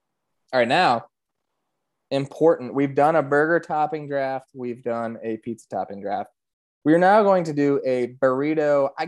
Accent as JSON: {"language": "English", "country": "United States", "said": "I'm American"}